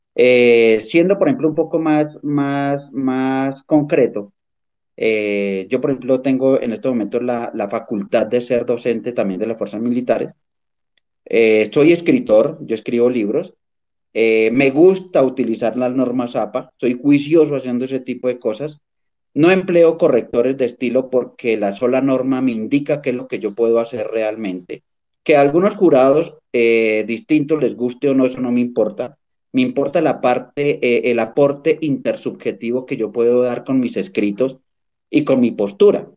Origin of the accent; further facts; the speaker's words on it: Colombia; also born or lived in Boyacá; yo soy colombiano